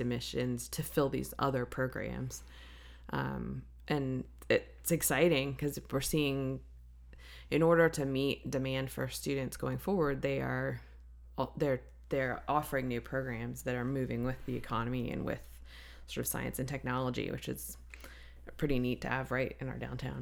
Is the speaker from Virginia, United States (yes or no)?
yes; Blacksburg, Virginia, United States; I'm from Blacksburg, Virginia